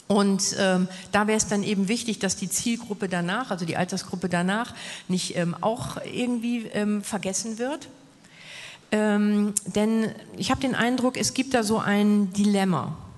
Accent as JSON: {"language": "German", "region": "Hamburg", "country": "Germany", "tie": "born or raised there", "moved": "as an adult", "said": "als ich dann in meine Heimat Hamburg wieder zurückgekehrt bin."}